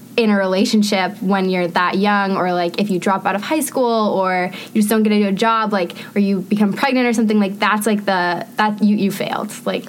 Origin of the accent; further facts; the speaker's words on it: Lisbon, Maine, United States; moved away as an adult; now in Washington, D.C., United States; So growing up in Maine